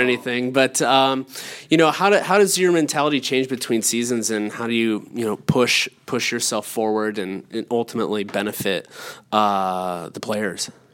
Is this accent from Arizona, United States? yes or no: no; Allegheny National Forest, Pennsylvania, United States; moved away; I grew up in the Allegheny National Forest